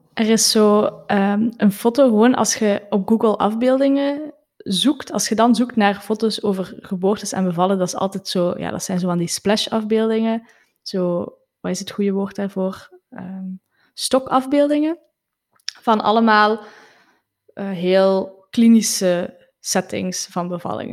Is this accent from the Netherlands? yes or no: no; Flanders, Belgium; zeker als Vlamingen